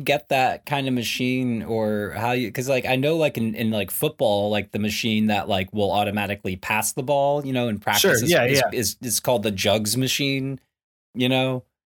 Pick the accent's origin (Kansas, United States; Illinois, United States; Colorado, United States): Illinois, United States; Highland Park; I'm from Gotham Pines, like freaking like suburban Chicago, like Highland Park, you know, like from Illinois and like I didn't live in the city proper.